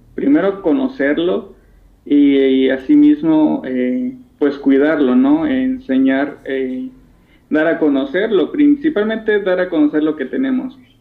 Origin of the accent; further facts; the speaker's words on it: Mexico; aquí en México